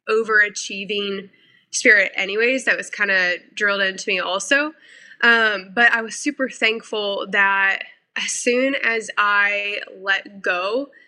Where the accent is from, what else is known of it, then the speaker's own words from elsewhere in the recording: Missouri, United States; moved away as an adult; also born or lived in South Carolina / North Carolina; I moved my life from Missouri to South Carolina at 18 to go to school. I then, after college, moved my life to North Carolina